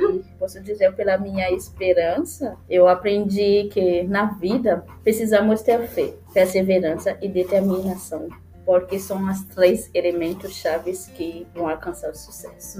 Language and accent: Portuguese; Port-au-Prince, Ouest, Haiti; Portuguese is a second language; moved away as an adult; now in Porto Alegre, Brazil; nasci no Haiti, na cidade de Porto Príncipe. Eu cresci no orfanato